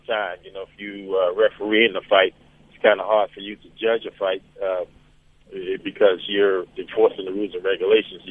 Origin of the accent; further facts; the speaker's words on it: New York City, New York, United States; growing up in Brooklyn, New York